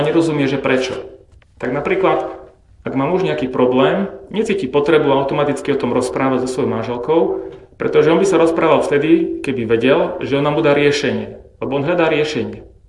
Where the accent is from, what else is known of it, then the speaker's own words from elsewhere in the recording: Bratislava, Bratislava Region, Slovakia; ja som zase z Bratislavy